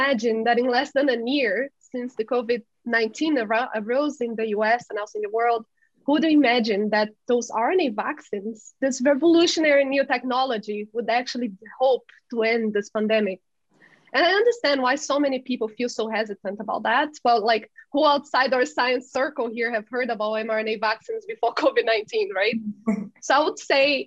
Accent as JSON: {"language": "English", "town": "Belo Horizonte", "region": "Minas Gerais", "country": "Brazil", "moved": "yes", "lives_now": "Boston, United States", "said": "I'm a Brazilian scientist. I'm from Belo Horizonte, Minas Gerais, Brazil, the land of pão de queijo."}